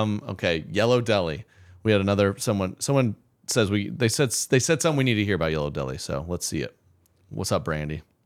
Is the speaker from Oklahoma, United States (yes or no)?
yes; Oklahoma, United States; I'm from Oklahoma